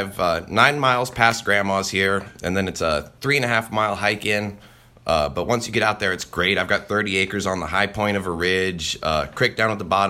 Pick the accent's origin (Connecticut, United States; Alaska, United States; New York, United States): Alaska, United States; I didn't grow up on this property. I spent a lot of time here, you know, doing chores and everything, but growing up in Alaska was great.